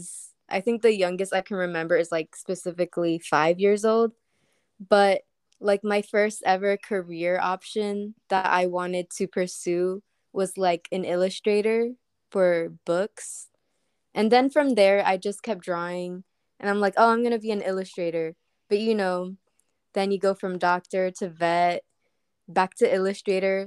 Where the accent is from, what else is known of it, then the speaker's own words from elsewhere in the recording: Miami, Florida, United States; now in Central Florida, United States; I was born and raised in South Florida, mostly in like, Miami